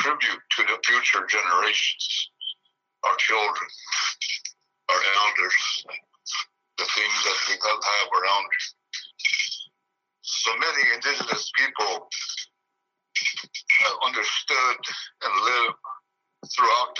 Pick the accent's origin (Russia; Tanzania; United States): United States; Pine Ridge Indian Reservation, South Dakota; I'm from the Pine Ridge Indian Reservation in the state of South Dakota